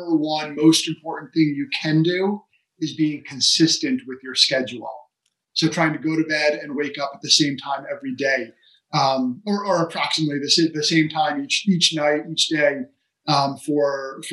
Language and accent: English; New Jersey, United States; I'm from New Jersey and half Italian